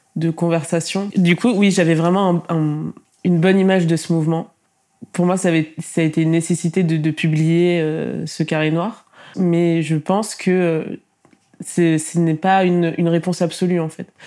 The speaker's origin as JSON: {"language": "French", "town": "Tours", "region": "Centre-Val de Loire", "country": "France", "tie": "born or raised there", "said": "j'ai quand même grandi à Tours"}